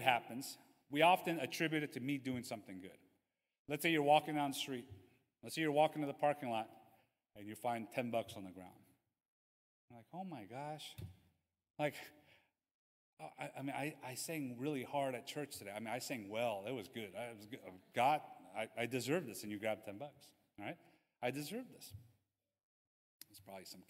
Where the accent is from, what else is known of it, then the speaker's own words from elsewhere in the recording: Los Angeles, California, United States; from Los Angeles